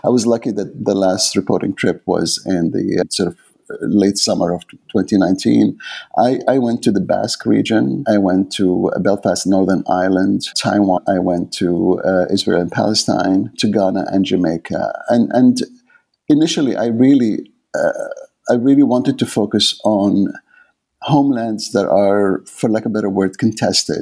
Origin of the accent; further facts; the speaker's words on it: Aden, Yemen; first language Arabic; English is a second language; moved away as an adult; also born or lived in England; now in Canada; Yemen, where I was born in Aden